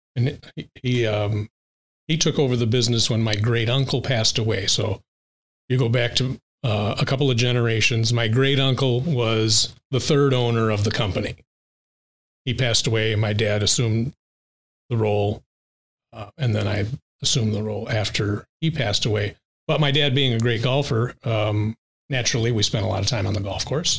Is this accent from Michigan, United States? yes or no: yes; St. Joseph, Michigan, United States; we grew up um, block away from St. Joe High School